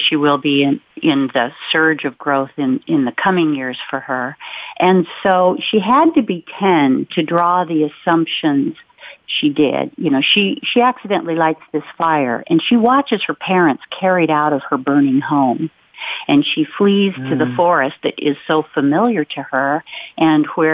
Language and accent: English; Olympic Peninsula, Washington, United States; I grew up on the Olympic Peninsula, where our town was sandwiched between the Olympic Mountains and the Strait of Juan de Fuca